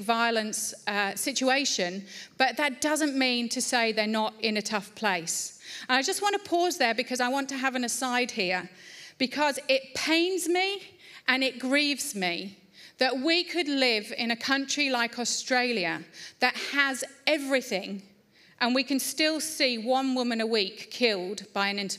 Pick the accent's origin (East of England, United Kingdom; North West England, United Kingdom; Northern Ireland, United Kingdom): East of England, United Kingdom; Layer de la Haye; moved away; I grew up in England, and I grew up in a beautiful little village called Laya de la Haye